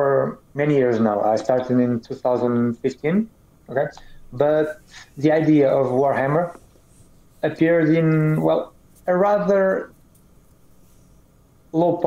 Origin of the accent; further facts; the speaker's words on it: Portugal; English is a second language; I am from Europe, a country called Portugal